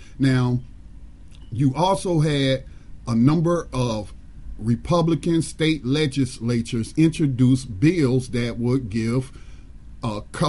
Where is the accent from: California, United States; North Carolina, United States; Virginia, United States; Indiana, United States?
North Carolina, United States; And in my home state of North Carolina, a similar bill was also introduced.